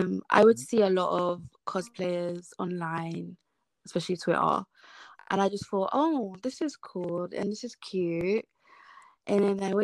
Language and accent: English; London, United Kingdom; moved away as an adult; now in South East England, United Kingdom; I grew up in London, but I don't live in London no more